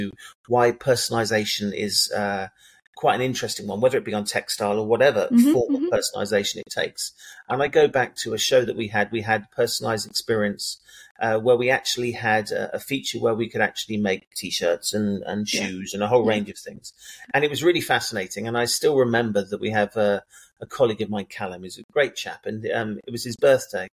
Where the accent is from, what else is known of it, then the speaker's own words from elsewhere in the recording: England, United Kingdom; just because I'm English doesn't mean that I have a typical English mentality